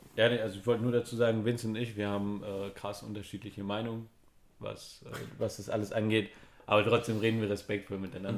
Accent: Germany; wir als Deutsche

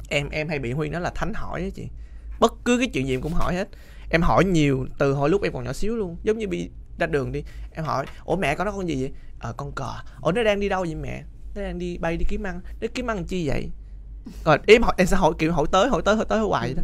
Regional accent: Sóc Trăng, Vietnam; moved away as an adult; now in Ho Chi Minh City, Vietnam; em không phải người Sài Gòn quê em là ở Sóc Trăng

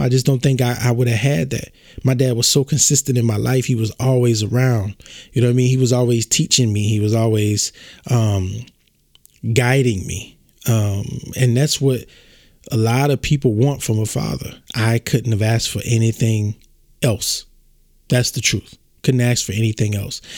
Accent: born in Baton Rouge, small town in southern Louisiana, United States; I'm from Louisiana, small town in Louisiana, southern Louisiana. I was born at uh, Earl K. Long Hospital in Baton Rouge, Louisiana.

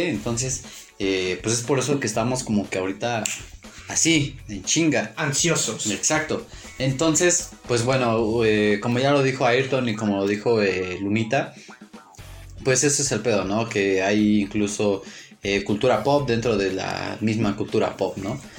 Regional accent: Mexico; Somos mexicanos.

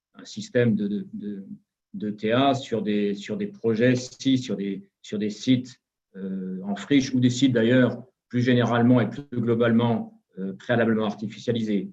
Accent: Saint-Étienne, Auvergne-Rhône-Alpes, France; je suis stéphanois, donc à Saint-Étienne

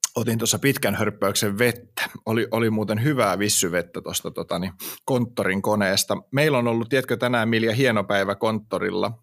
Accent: Hamina, Kymenlaakso, Finland; mä oon kuitenkin Haminasta kotoisin

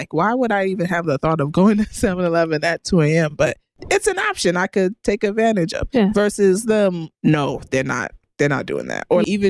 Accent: United States; us who grew up in America

